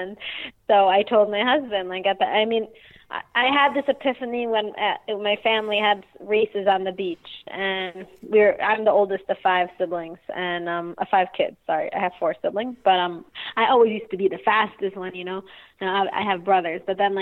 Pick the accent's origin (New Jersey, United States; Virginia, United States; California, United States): New Jersey, United States; Passaic; I grew up in New Jersey, actually in Passaic, northern New Jersey